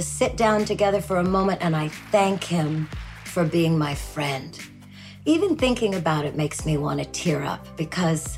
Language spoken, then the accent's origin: English; Saskatchewan, Canada; I am from Saskatchewan, Canada